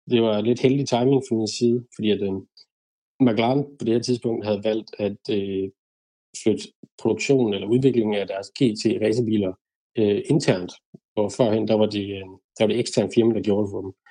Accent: Denmark; moved away as an adult; now in United Kingdom; DDC derhjemme i Danmark

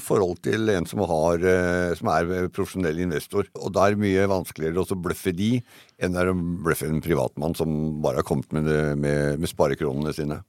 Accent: Eastern Norway, Norway; Her nede på Østlandet

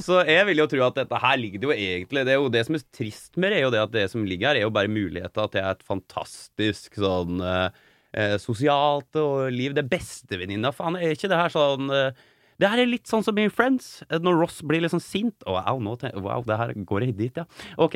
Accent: Norway; på Gjerlo, iallfall. Der jeg er fra

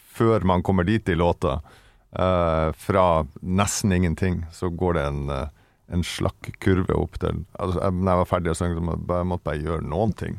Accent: Vesterålen, Nordland, Norway; moved away; oppe i Vesterålen, der jeg kommer ifra

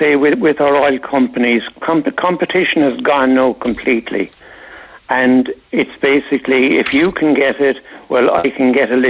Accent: Ireland; I'm Irish

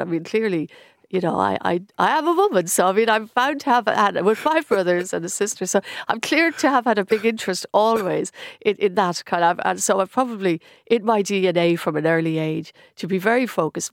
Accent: Stillorgan, Leinster, Ireland; I grew up in Stillorgan

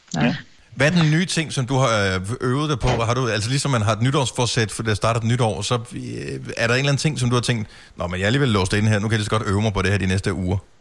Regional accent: Denmark; som dansker

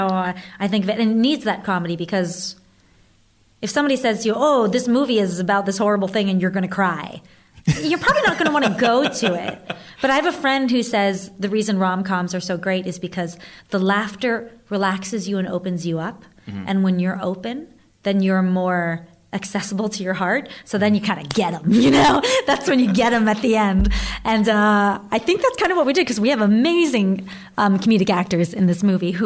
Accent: Southern or Central Virginia, United States; moved away; growing up in Southern or Central Virginia

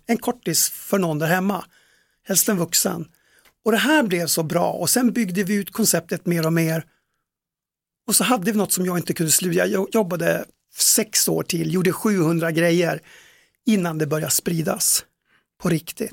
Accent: Tärnaby, Västerbotten County, Sweden; uppe i Tärnaby där jag kommer ifrån

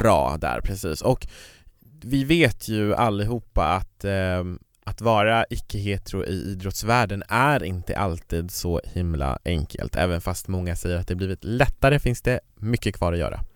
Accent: Kiruna, Norrbotten County, Sweden; kommer från norra Sverige, jag kommer från Kiruna

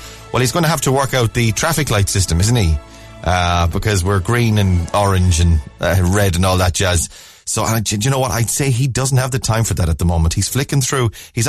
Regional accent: Ireland; It's that thing of as Irish people, we just jump on the bandwagon.

